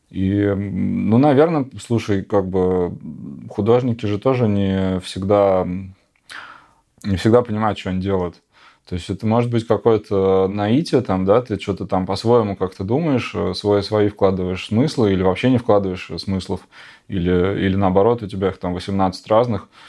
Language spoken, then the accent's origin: Russian; Siberia, Russia; now in Moscow, Russia; Я говорю, я вообще из Сибири, я вообще, ну, был в Беларуси полтора года назад, там, три дня. Но, как бы, я сам в Москве